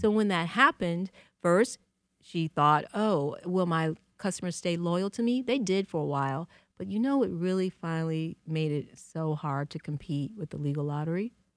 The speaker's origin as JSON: {"language": "English", "town": "Detroit", "region": "Michigan", "country": "United States", "tie": "born or raised there", "moved": "yes", "lives_now": "New York, United States", "said": "I love Detroit, and I loved growing up here."}